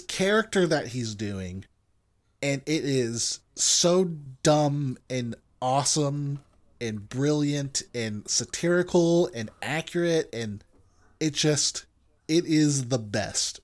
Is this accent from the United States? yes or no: yes; United States; I'm American.